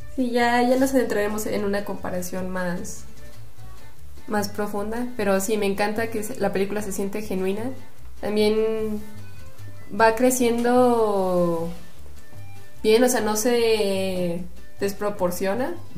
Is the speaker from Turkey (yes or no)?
no; Mexico; como mexicanos